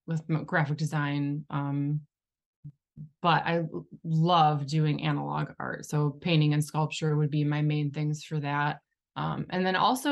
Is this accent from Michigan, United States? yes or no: yes; Shelby Township, Michigan, United States; I grew up in Shelby Township, which is Metro Detroit area.